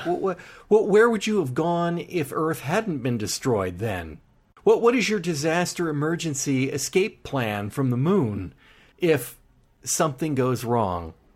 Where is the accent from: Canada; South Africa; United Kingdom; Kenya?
United Kingdom; We're British.